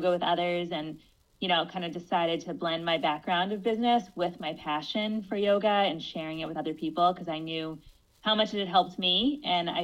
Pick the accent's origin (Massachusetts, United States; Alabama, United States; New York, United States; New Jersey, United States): Massachusetts, United States; Cape Cod; I grew up on Cape Cod, actually, in a family of entrepreneurs